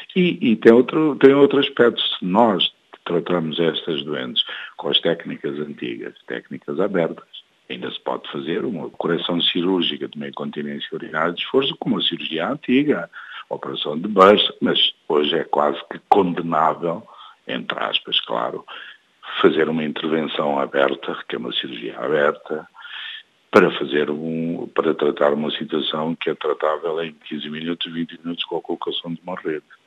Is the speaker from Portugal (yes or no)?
no; Guinea-Bissau; um país onde eu sou originário, da Guiné-Bissau